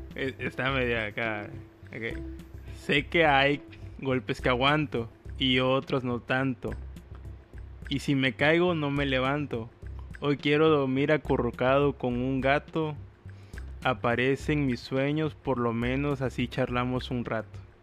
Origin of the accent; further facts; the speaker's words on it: Veracruz, Mexico; accent: cantadito; Veracruz, mi hermoso puerto